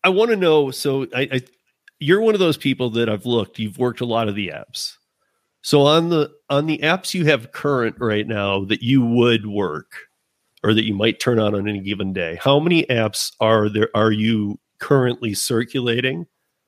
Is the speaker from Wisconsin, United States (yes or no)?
no; Michigan, United States; now in Colorado, United States; I'm from Michigan, born and raised